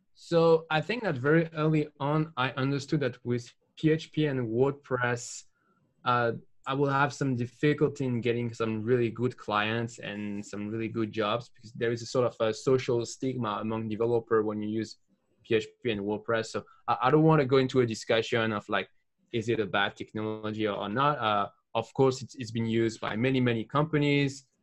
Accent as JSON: {"language": "English", "country": "France", "said": "from France"}